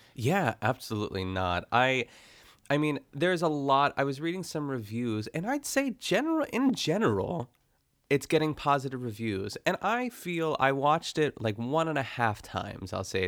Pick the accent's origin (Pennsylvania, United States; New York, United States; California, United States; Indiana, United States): Pennsylvania, United States; North Huntington; I grew up in North Huntington